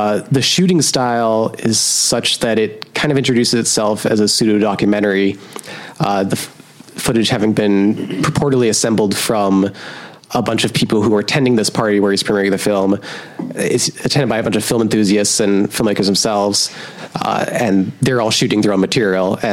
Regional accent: Portland, Oregon, United States; the outskirts of my hometown, Portland, Oregon

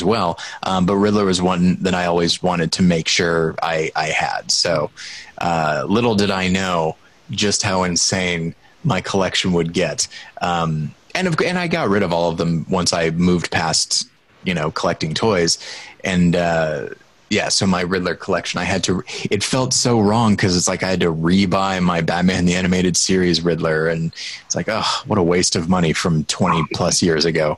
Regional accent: Southern Missouri, United States; my hometown I wasn't in Southern Missouri.

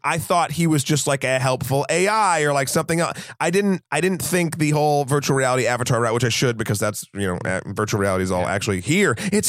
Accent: New England, United States; I'm from New England.

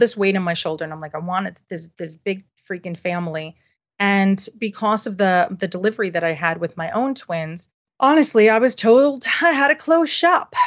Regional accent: New York City, New York, United States; I'm born and raised in Manhattan, and I am, I'm fifth generation

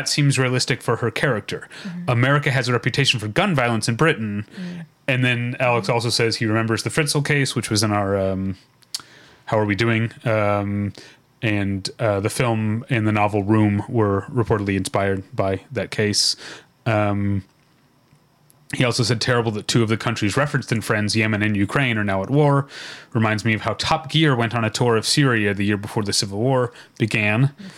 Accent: Philippines; I'm from the Philippines, and we have access to these chocolates like Toblerone in our grocery stores

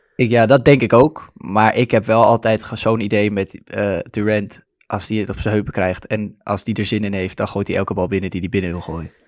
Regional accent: Amsterdam, North Holland, Netherlands; accent: Amsterdam; Ik ben geboren en getogen in Amsterdam, zoals je waarschijnlijk wel kan horen aan mijn accent af en toe

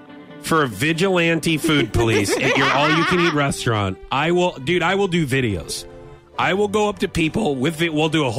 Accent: St. Louis, Missouri, United States; growing up in St. Louis

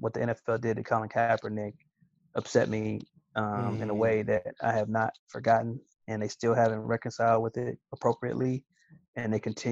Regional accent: Kansas City, Missouri, United States; born or raised there

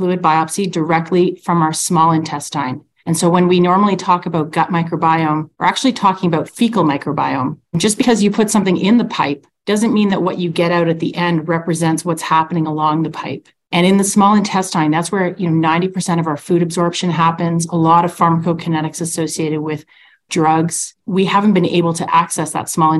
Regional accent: Ontario near Toronto, Canada; now in Calgary, Canada; I'm a transplant. I'm actually from Ontario near Toronto.

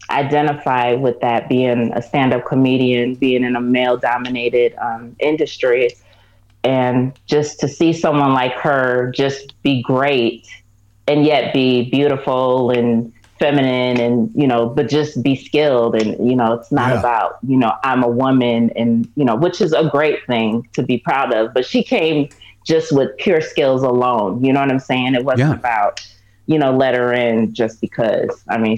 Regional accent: Syracuse, New York, United States; Syracuse, New York.

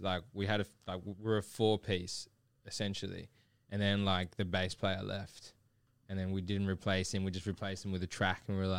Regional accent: Sydney, New South Wales, Australia; So like I grew up in Liverpool. You know, which is in Sydney.

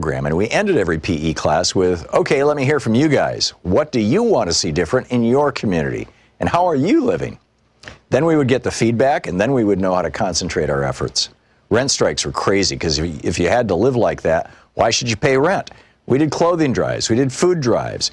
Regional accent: New York City, New York, United States; also born or lived in Harlem; I was originally from Queens and came out of the Corona branch of the Black Panther Party

